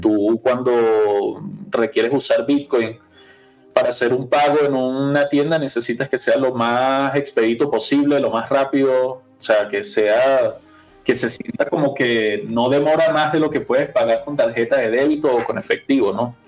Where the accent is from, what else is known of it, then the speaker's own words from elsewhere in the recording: Venezuela; yo que soy venezolano